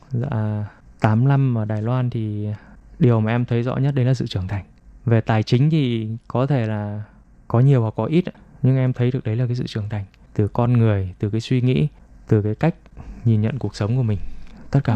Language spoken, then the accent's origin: Vietnamese; Vietnam; now in Taiwan; người việt mình qua đây đều cũng đều biết tiếng trung cả